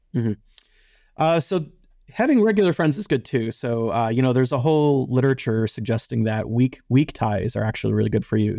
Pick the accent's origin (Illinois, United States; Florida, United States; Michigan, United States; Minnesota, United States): Illinois, United States; Chicago; I grew up in Chicago, and I was a child when, uh, Michael Jordan was at his peak